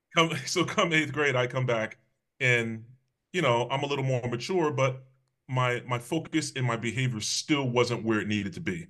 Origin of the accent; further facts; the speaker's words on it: Hamden, Connecticut, United States; also born or lived in New Haven, Connecticut / West Haven, Connecticut; I was raised in Hamden, Connecticut.